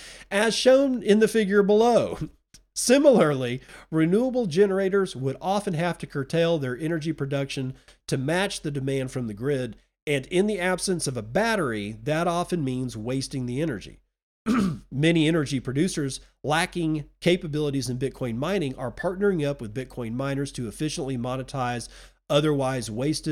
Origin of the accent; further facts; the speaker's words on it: India; now in United States; Growing up in India, I witnessed how a lack of energy impacted health, knowledge, and opportunity.